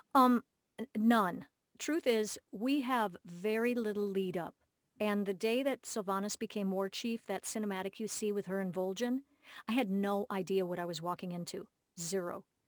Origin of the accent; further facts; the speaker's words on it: Minneapolis, Minnesota, United States; my hometown, Minneapolis